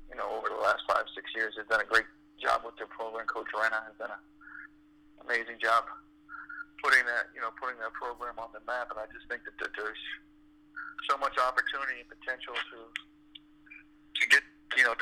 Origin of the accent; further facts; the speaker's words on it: Toronto, Ontario, Canada; moved away; also born or lived in Montreal; because I'm from Toronto. I grew up in Toronto, and so I still have family there.